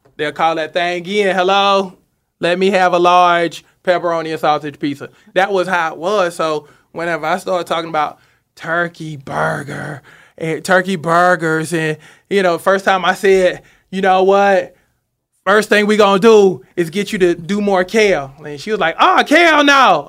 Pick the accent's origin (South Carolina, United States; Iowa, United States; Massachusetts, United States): South Carolina, United States; Seneca; moved away; I'm from Seneca, South Ca-, South Carolina, so it's kinda like home